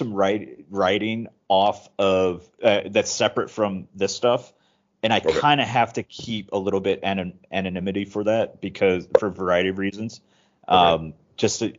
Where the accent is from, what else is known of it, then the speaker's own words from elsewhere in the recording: Wisconsin, United States; also born or lived in California / Eugene, Oregon; now in Thailand; I'm originally from Wisconsin, but, I've lived in California. I lived in Oregon